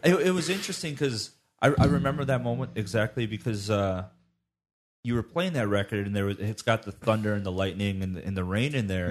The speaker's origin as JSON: {"language": "English", "country": "United States", "said": "being an American"}